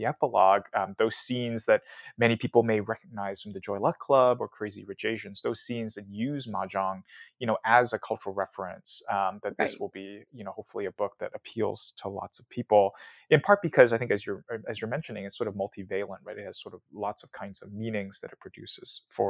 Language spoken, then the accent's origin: English; Hong Kong; I certainly remember I grew up in Hong Kong, and at family weddings or family events, the kind of green felt table would come up